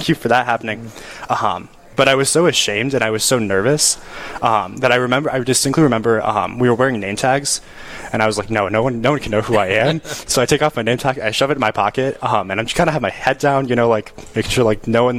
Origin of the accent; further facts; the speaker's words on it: Rapid City, South Dakota, United States; moved away as an adult; now in Winona, United States; I grew up in Rapid City, South Dakota